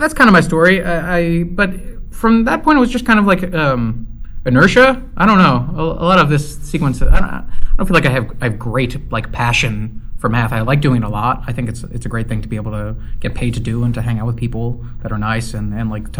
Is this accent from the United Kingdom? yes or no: no; New York, United States; moved away; I'm from New York, and I went to a school at Stony Brook